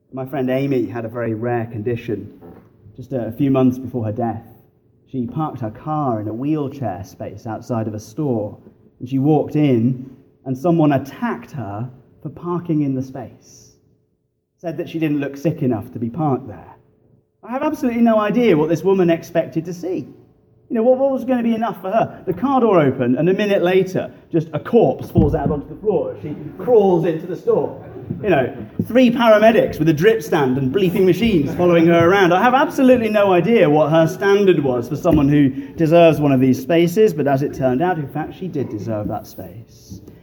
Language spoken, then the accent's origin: English; England, United Kingdom; moved away as an adult; now in Fox Chapel, United States; I grew up in the bars of England